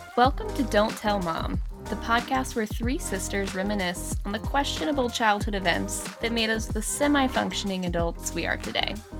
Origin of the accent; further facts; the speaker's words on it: Blacksburg, Virginia, United States; We grew up in Blacksburg, college town